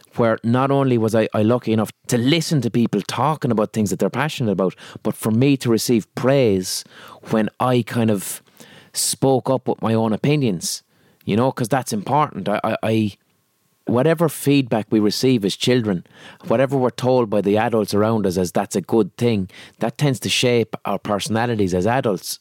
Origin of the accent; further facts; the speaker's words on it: Limerick, Munster, Ireland; accent: Limerick; because I'm from Limerick and I have a Limerick accent